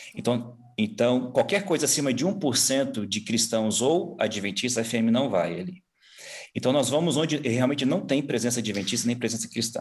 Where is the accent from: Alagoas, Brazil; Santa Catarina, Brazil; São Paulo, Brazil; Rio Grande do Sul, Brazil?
São Paulo, Brazil; moved away as an adult; also born or lived in Mongolia; Sou paulista. Nascido é. aqui, é. criado aqui, nessas, nessa, nessa região, mas na capital mesmo, ali na Zona Sul.